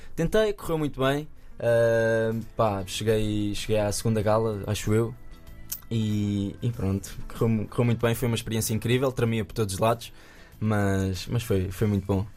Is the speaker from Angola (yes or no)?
no; Nazaré, Centro, Portugal; lá na minha terra, na Nazaré